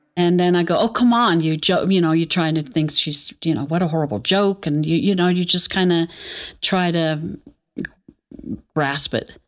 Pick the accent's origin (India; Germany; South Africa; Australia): Germany; Aachen, North Rhine-Westphalia; moved away; also born or lived in Nuremberg; I was born in Nuremberg, but I don't remember much of that. And then I think it was a year and a half, my, um, mother and father, we moved back to my hometown, Aachen